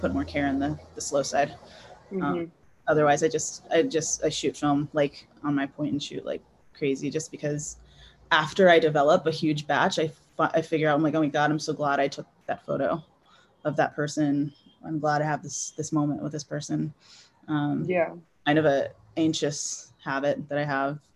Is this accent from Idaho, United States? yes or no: no; Houston, Texas, United States; moved away as an adult; my hometown, Houston